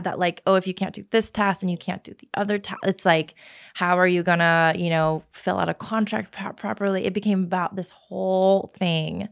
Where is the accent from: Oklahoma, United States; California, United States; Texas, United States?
Texas, United States; moved away as an adult; now in Los Angeles, United States; I am from Texas.